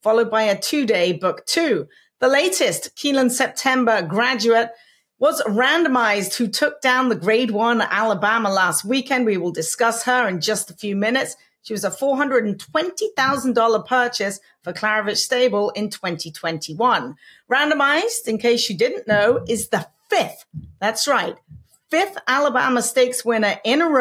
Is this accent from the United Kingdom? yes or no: yes; England, United Kingdom; When I was a kid growing up in England